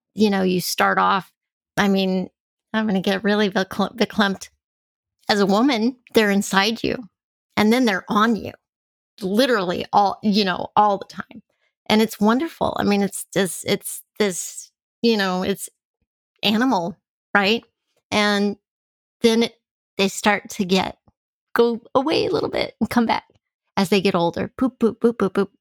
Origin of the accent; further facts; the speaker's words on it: El Paso, Texas, United States; I grew up in El Paso, Texas